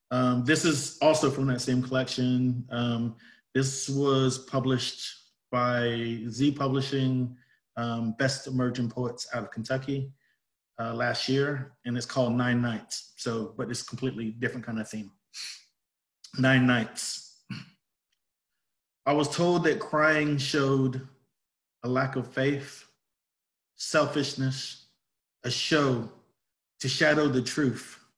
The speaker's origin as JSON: {"language": "English", "region": "England", "country": "United Kingdom", "tie": "born there", "said": "Because I was born in England, family's Jamaican, and I've pretty much moved every five years to a different country or place."}